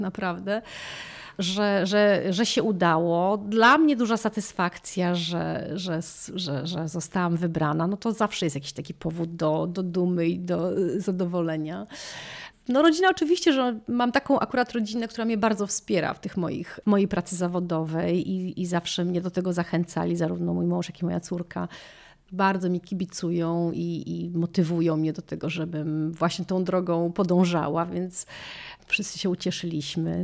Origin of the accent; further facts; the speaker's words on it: Poland; moved away as an adult; now in Chestertown, United States; ja z Polski